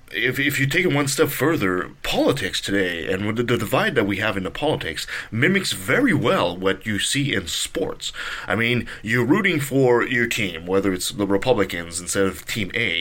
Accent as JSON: {"language": "English", "country": "Canada", "said": "I'm a Canadian"}